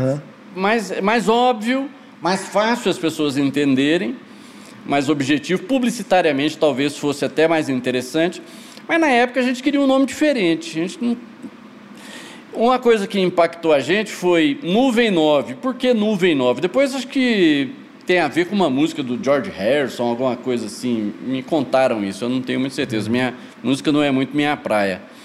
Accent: Goiás, Brazil; also born or lived in Goiânia; fui criado no interior, fui criado, eu nasci em Goiânia, mas mudei para minha família mudou para Goiás Velho eh, eu tinha quatro anos

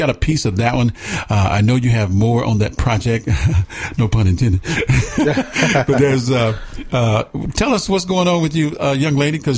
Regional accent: Atlanta, Georgia, United States; moved away; I was born and raised on the south side near Cascade Heights.

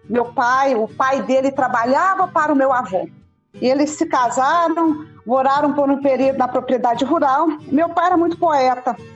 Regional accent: Rio Verde, Goiás, Brazil; A minha família é de Rio Verde, somos abobrenses.

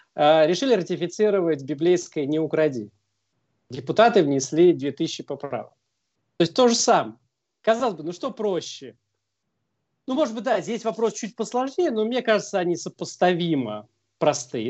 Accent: Russia; именно мы из России

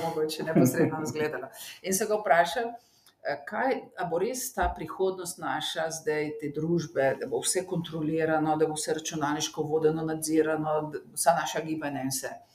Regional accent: Slovenia

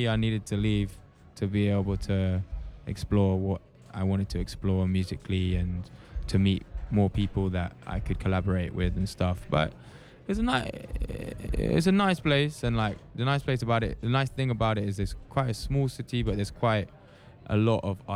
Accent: Norwich, East of England, United Kingdom; moved away as an adult; now in London, United Kingdom; I was born in a place called Norwich, which is a smaller city, which is near London, but I've lived in London for like 10 years now

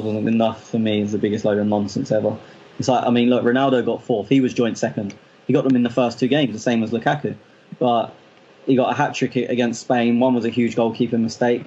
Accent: England, United Kingdom; I'm English

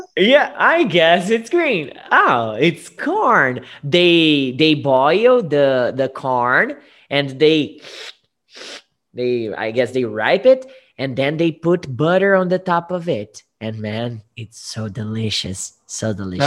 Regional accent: Guariba, São Paulo, Brazil; English is a second language; I was born in Guariba.

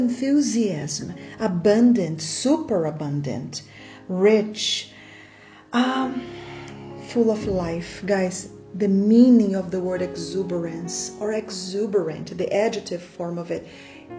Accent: Brazil; first language Portuguese; English is a second language; I'm Brazilian, Portuguese is my first language

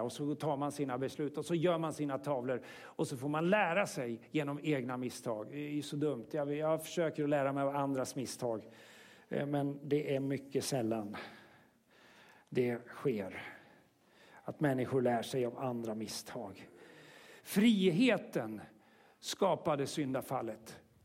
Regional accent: Sweden; som vi svenskar har gjort med, med, med vår egen religiösa historia

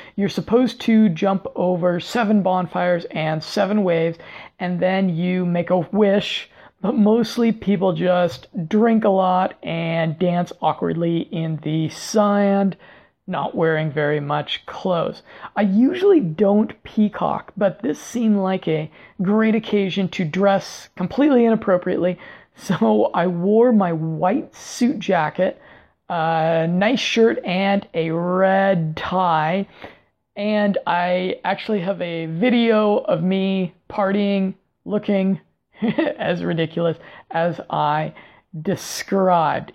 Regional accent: Denver, Colorado, United States; moved away; my native Denver, Colorado

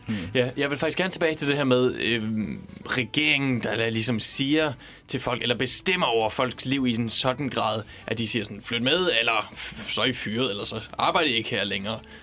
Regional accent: Denmark; now in Copenhagen, Denmark; selvom jeg kommer fra Jylland, så er jeg ikke så meget for ordet træls

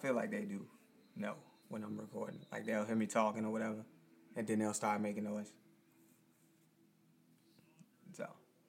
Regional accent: the South, United States; I grew up in the South

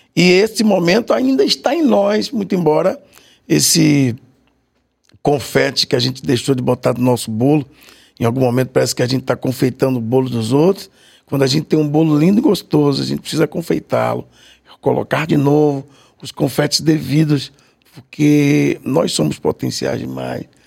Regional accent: Salvador, Bahia, Brazil; eu morava no Saboeiro. Nasci na Vila Matos, né? Ali na, na Garibaldi, naquela região ali

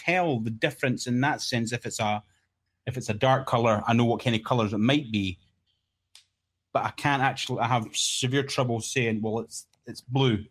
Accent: Scotland, United Kingdom; I'm the Scottish guy that no one will understand

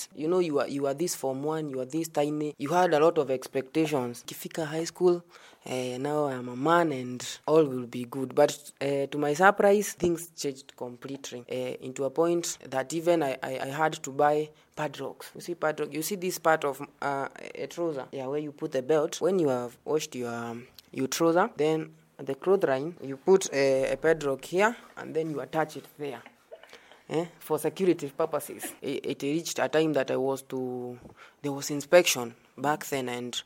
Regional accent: Karatina, Nyeri County, Kenya; moved away as an adult; now in Meru, Kenya; I'm from Nyeri, a place known as Karatina, and currently here at Meru University

